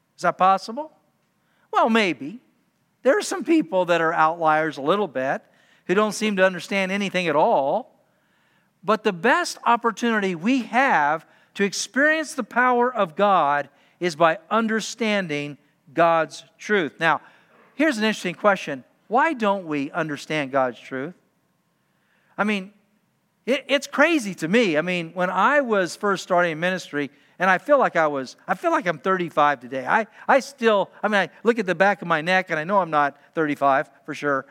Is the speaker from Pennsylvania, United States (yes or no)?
no; Utah, United States; being a high school student growing up in Utah